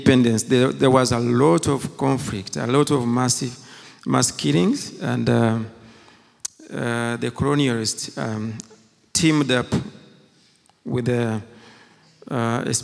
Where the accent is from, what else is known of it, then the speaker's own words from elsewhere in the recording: Uganda; first language Kinyarwanda; English is a second language; moved away; also born or lived in Rwanda; I was born in Uganda, and during that time of genocide, I was in Form 3